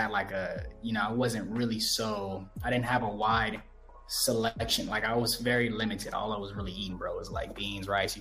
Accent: Los Angeles, California, United States; moved away as an adult; now in Ecuador; I grew up on 108th in Vermont

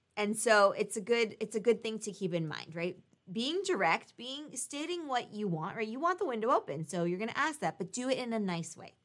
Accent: United States; we're both American

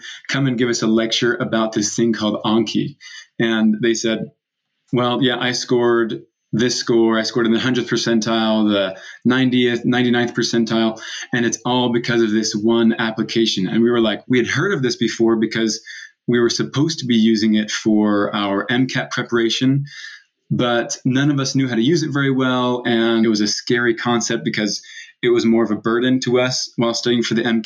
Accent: San Diego, California, United States; moved away as an adult; also born or lived in Provo, Utah / Mozambique; now in Utah, United States; I grew up in San Diego and surfed as much as I could throughout those years.

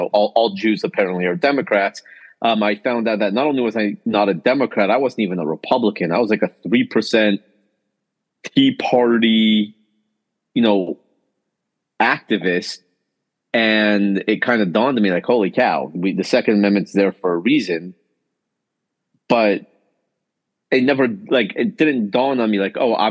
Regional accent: Los Angeles, California, United States; I grew up in Los Angeles

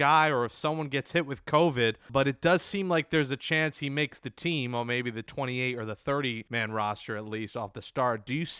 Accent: New York City, New York, United States; I'm originally from Little Neck, right next door.

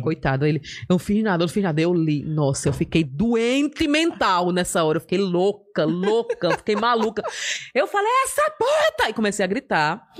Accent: Maceió, Alagoas, Brazil; now in São Paulo, Brazil; sou de Maceió

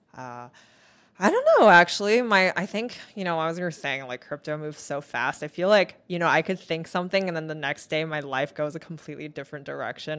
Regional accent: Taiwan; moved away as an adult; also born or lived in Vancouver, Canada; now in United States; I moved back to Taiwan, where I stayed until I was about eighteen.

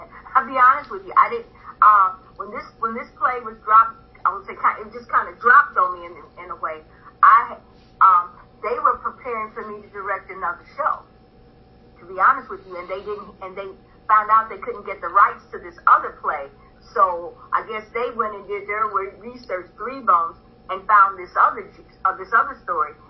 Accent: St. Louis, Missouri, United States; I'm from St. Louis, which is a baseball town.

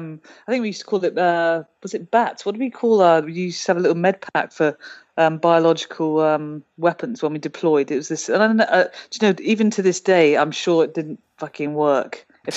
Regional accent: United Kingdom; And I can say that as a Brit, because obviously we've had that happen for quite a few centuries now.

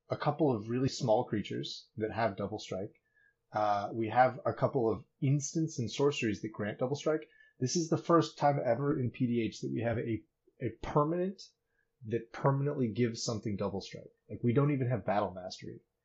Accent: Michigan, United States; now in Boston area, United States; I grew up in Michigan

